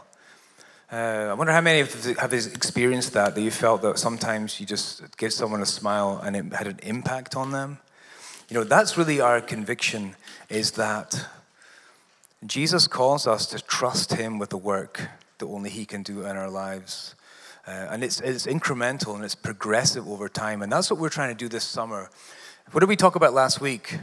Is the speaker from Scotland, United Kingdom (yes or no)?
yes; Scotland, United Kingdom; moved away; I'm also an immigrant. She's from Canada, and I'm from Scotland.